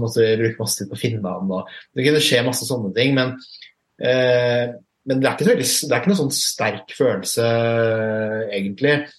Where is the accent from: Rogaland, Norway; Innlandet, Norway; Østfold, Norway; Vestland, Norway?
Østfold, Norway; Fredrikstad; now in Oslo, Norway; født og oppvokst i Fredrikstad